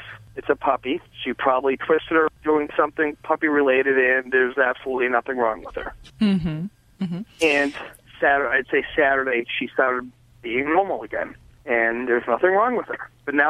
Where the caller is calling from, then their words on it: Boston, Massachusetts, United States; I'm calling from Boston.